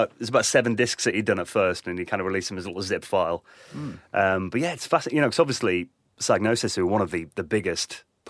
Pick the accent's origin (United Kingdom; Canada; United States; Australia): United Kingdom; East Midlands; speaking as like someone who grew up in England